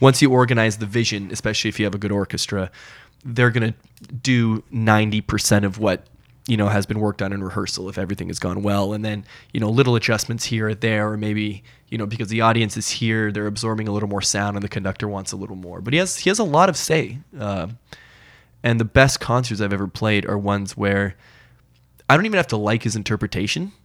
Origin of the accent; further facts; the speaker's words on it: Portland, Oregon, United States; also born or lived in New York City / Los Angeles / Montreal; now in Toronto, Canada; I was born in Toronto, but I, uh, spent most of my, I guess, formative years, my childhood in the States. So I, I spent a majority of my school time in Portland, Oregon